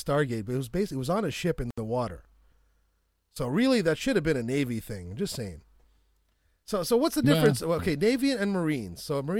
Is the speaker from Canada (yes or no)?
yes; Canada; I'm from Canada.